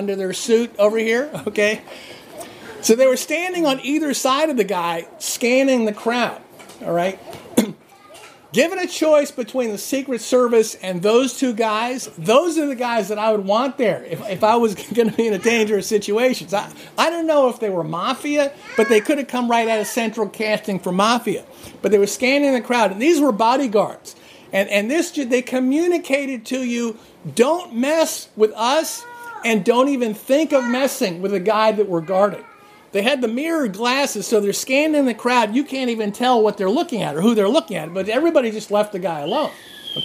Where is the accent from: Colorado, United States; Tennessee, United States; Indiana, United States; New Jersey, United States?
New Jersey, United States; I grew up in New Jersey. I grew up in New Jersey, and there were kids who went to my high school